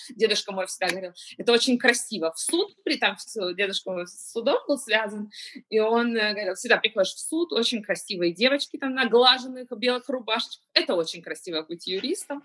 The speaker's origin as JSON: {"language": "Russian", "region": "Kyiv", "country": "Ukraine", "tie": "born or raised there", "moved": "as an adult", "lives_now": "Israel", "said": "я э, родилась в Киеве, Э, переехала 7 лет назад в Израиль"}